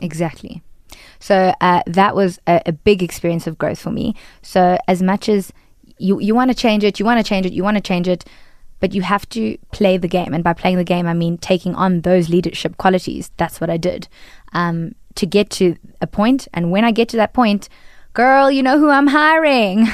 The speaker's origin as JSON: {"language": "English", "country": "South Africa", "said": "As a, a woman of color in South Africa, I am typecast as an Indian"}